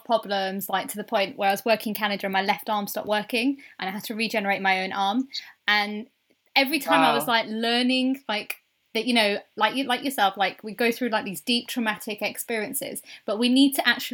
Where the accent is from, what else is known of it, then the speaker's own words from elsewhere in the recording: the north of England, United Kingdom; I'm actually a Northerner as well